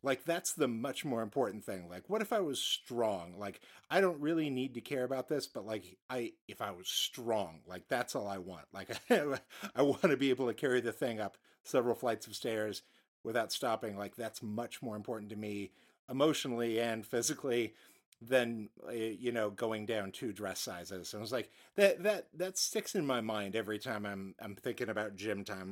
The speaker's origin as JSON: {"language": "English", "country": "United States", "said": "as an American"}